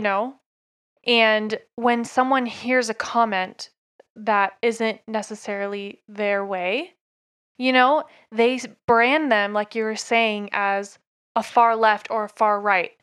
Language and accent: English; Oak Grove, Oregon, United States; born or raised there; now in Utah, United States